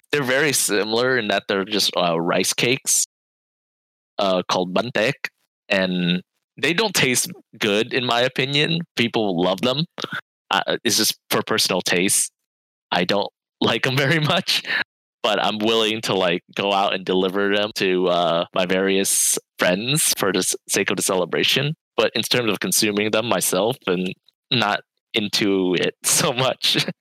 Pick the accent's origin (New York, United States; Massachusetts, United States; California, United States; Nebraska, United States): California, United States; Fremont; growing up in the Bay Area, I I did go to like a suburban uh, school